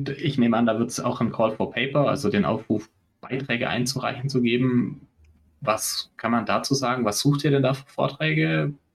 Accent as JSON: {"language": "German", "region": "Baden-Württemberg", "country": "Germany", "said": "Das ist natürlich als Schwabe lacht natürlich das Schwabenherz, wenn man sagt, das ist äh, kostenfrei."}